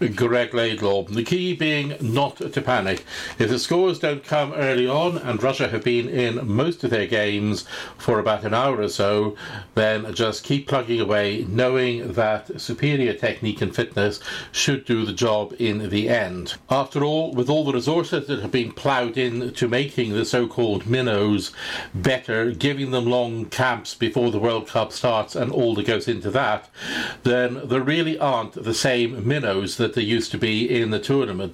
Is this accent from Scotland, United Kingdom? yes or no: yes; Scotland, United Kingdom; As a Scot